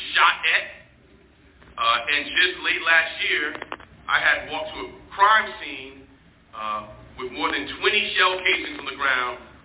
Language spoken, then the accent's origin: English; New York City, New York, United States; I'm a kid from Harlem